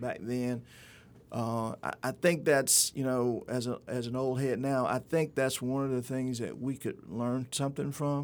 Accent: Ruleville, Mississippi, United States; Grew up in a little small town of, of Rueville, Mississippi

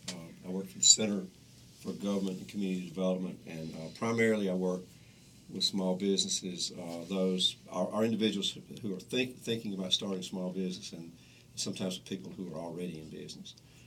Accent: Newton, United States; I'm from Newton

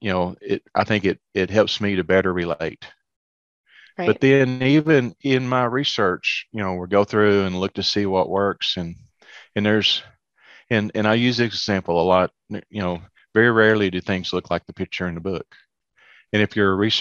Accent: Lubbock, Texas, United States; moved away as an adult; also born or lived in Arkansas / Memphis; now in Memphis area, United States; Growing up around Lubbock, you know, we didn't have very many trees

